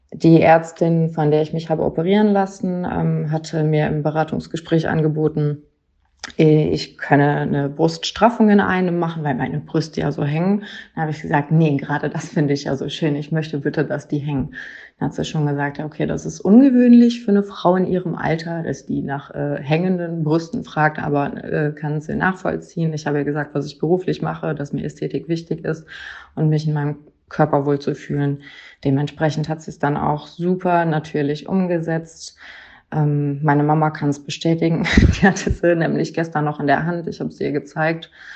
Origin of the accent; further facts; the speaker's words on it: near Cologne, North Rhine-Westphalia, Germany; bin aus der Nähe von Köln